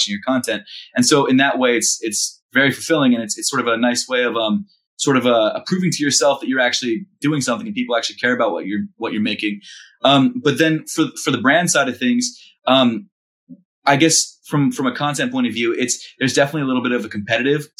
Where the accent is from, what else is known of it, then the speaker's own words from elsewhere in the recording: Baltimore, Maryland, United States; also born or lived in New York; now in Philadelphia, United States; I'm from Baltimore originally